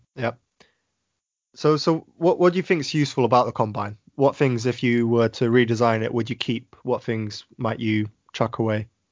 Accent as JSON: {"language": "English", "country": "United Kingdom", "said": "being British"}